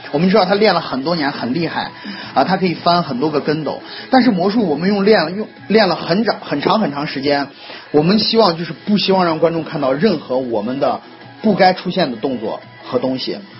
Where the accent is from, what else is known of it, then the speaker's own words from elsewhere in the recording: China; 我们中国人